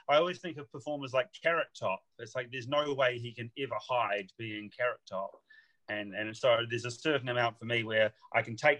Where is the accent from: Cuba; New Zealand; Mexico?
New Zealand; accent: English and New Zealand mix; now in United Kingdom; I'm from New Zealand. So but I've lived in the UK for over 10 years. So I've got a weird mashup, a little bit of an English accent with a New Zealand accent.